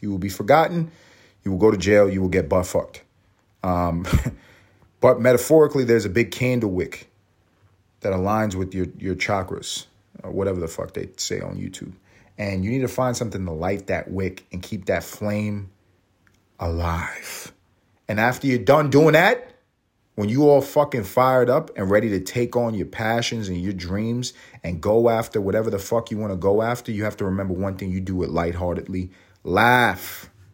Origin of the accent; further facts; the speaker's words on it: New York, United States; I grew up in New York